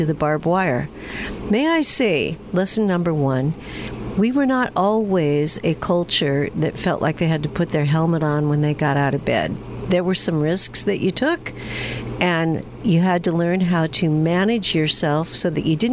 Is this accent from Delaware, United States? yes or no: no; Washington, United States; also born or lived in Steamboat Springs, Colorado; I grew up in Washington State